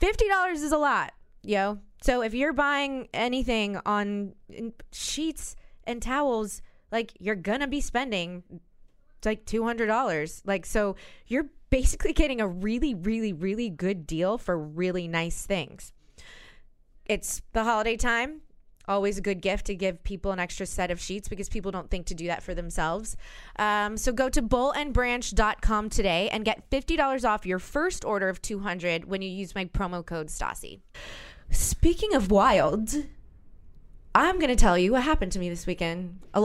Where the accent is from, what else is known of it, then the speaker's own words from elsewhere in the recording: New Orleans, Louisiana, United States; now in New York, United States; You know I'm from New Orleans.